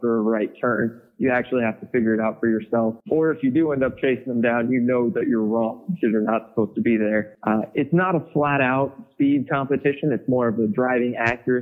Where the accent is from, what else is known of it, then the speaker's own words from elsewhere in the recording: Milford, Kansas, United States; my hometown in Milford